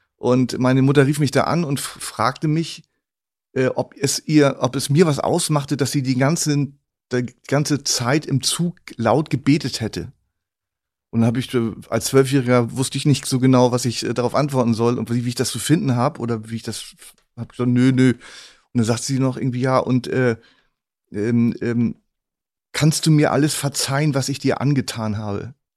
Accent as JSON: {"language": "German", "region": "Northern Germany", "country": "Germany", "said": "mir als Norddeutschen"}